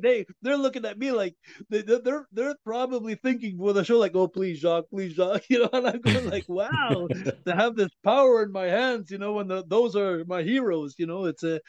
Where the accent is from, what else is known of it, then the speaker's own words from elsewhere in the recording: United States; now in Quebec, Canada; So they wanted me to sing French, but I don't want to sing French. I was brought up in the States. I was brought up on the road.